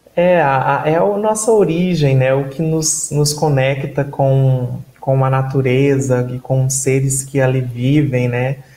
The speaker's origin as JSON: {"language": "Portuguese", "town": "Luciara", "region": "Mato Grosso", "country": "Brazil", "tie": "born or raised there", "said": "eu venho né, da cidade de Luciara, no interior do Mato Grosso, né? Uma cidade bem pequena, com 2.300 habitantes."}